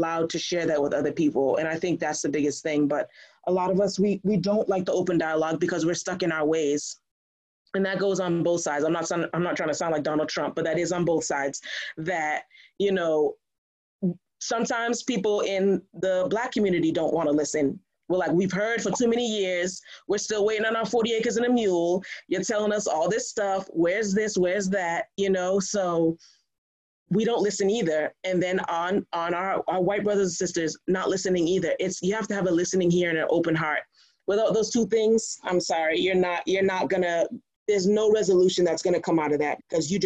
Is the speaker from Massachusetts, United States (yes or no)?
yes; Brockton, Massachusetts, United States; I grew up in Brockton